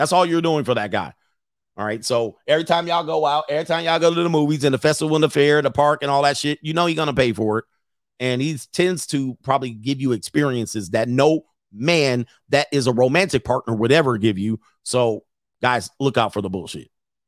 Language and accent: English; Philadelphia, Pennsylvania, United States; now in Los Angeles, United States; I'm from Philadelphia, now living in LA. I was a big fish in a small pond.